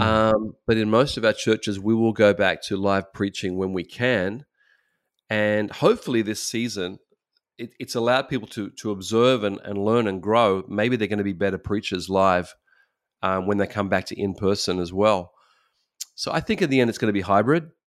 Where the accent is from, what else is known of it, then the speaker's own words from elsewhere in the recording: Australia; moved away as an adult; now in Japan; we're from Australia